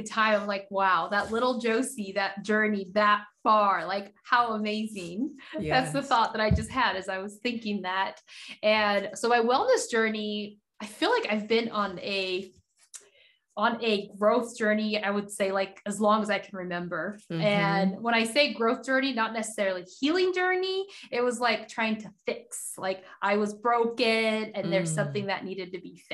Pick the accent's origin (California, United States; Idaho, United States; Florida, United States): Idaho, United States; Nampa; English is a second language; also born or lived in Haiti; I am originally from Haiti. We moved to the States when I was 6 years old, moved to Nampa, Idaho, out of all places